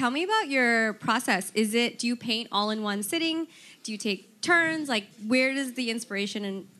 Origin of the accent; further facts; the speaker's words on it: New York, United States; from Queens.